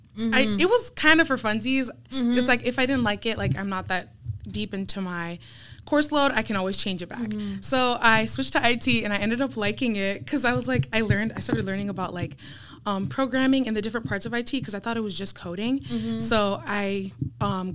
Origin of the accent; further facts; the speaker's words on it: Apopka, Florida, United States; now in Miami, United States; I grew up in Apopka, Florida